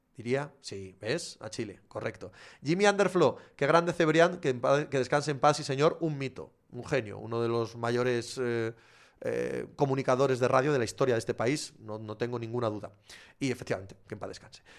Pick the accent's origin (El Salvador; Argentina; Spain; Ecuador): Spain; southwest Asturias; Somos, los que somos de allí, de, del suroccidente de Asturias, somos un poco gallegos